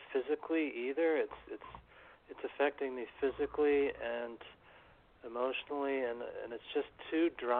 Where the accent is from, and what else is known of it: New York City, New York, United States; born or raised there